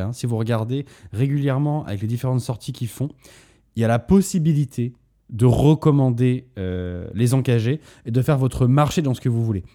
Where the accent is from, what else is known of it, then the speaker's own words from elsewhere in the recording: Bordeaux, Nouvelle-Aquitaine, France; à la base, on vient de Bordeaux avec Antoine